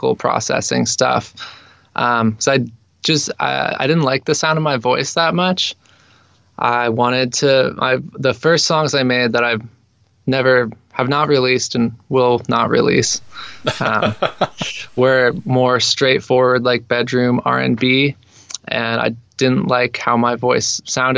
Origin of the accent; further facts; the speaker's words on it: Ashland, Oregon, United States; I grew up in Southern Oregon, down in Ashland.